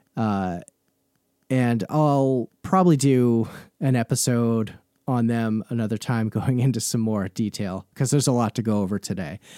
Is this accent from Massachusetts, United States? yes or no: no; Vermont, United States; I grew up in in Vermont.